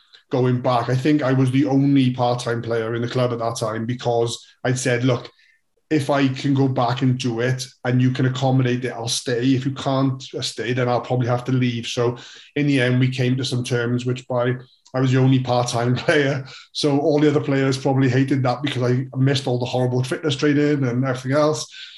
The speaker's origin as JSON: {"language": "English", "region": "Wales", "country": "United Kingdom", "tie": "born or raised there", "said": "I, as every Welsh kid does, gets force-fed rugby from an early age. So it became all that mattered in the world was rugby when you're growing up in Wales"}